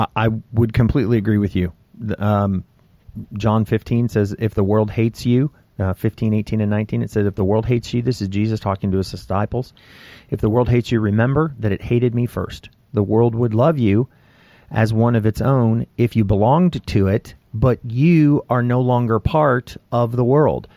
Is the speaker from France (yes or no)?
no; United States; my right as an American citizen